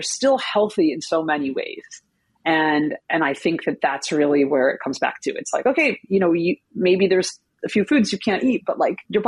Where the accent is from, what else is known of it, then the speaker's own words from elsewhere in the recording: Northeast, United States; I've only ever lived up in on the East Coast here in the Northeast